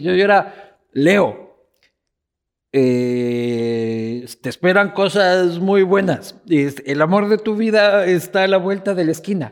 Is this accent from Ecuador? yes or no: yes; Ecuador